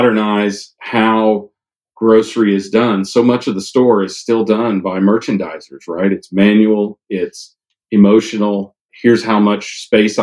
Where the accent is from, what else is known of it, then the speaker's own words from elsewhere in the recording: Kansas, United States; now in Hilton Head, United States; I'm from Kansas